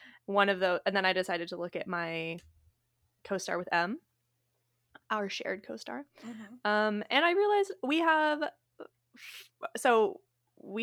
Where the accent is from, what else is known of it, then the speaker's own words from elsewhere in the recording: Bainbridge Island, Washington, United States; moved away; we grew up on Bainbridge Island, Washington.